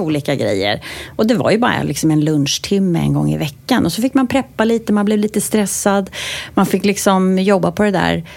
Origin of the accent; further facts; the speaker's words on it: Sweden; also born or lived in United States; för jag är ju svensk också då, men jag är också amerikan